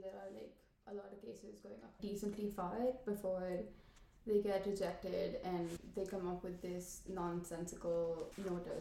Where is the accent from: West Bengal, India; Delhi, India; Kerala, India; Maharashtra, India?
Maharashtra, India; Pune; moved away as an adult; I'm from Pune, India